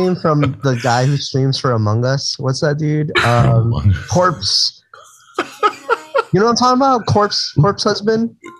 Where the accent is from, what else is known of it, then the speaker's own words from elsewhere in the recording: Honolulu, Hawaii, United States; also born or lived in Los Angeles; I'm from Kalihi, K-Town.